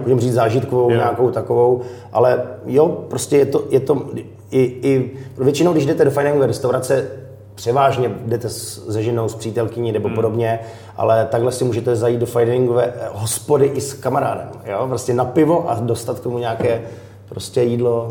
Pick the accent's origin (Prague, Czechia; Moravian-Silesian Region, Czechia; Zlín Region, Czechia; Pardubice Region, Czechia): Zlín Region, Czechia; Wallachia; moved away; inspiruju se z Valeska, protože tam jsem vyrůstal